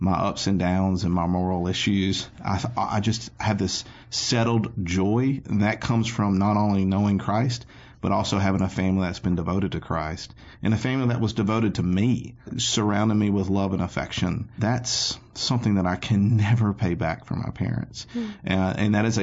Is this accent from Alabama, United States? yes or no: yes; Anniston, Alabama, United States; I grew up in Anniston, Alabama